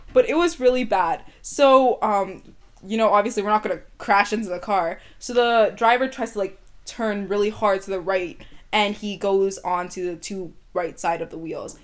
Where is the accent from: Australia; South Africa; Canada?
Canada; Vancouver, British Columbia; first language English; I'm Ethiopian, but I was born and raised in Canada